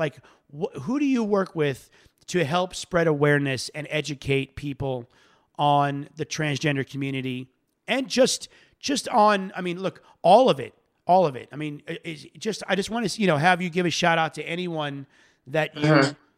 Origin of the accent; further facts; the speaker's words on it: Florida, United States; I'm from Florida